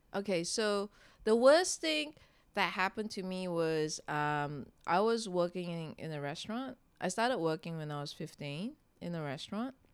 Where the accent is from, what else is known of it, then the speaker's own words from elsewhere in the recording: Singapore; when I was growing up in Singapore, it was quite conservative